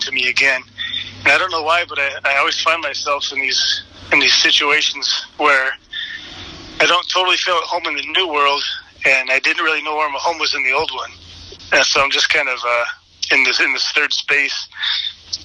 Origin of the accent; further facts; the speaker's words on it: east side of Washington State, United States; also born or lived in Seattle, Washington; I was born in Seattle, grew up there till I was 5, and then we moved over to the east side of Washington State